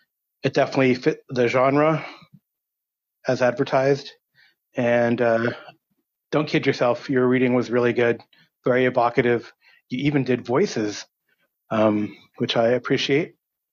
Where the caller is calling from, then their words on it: Miami, Florida, United States; I'm calling here from Miami, and hopefully I'll be back home soon, but I think I'm here until Friday.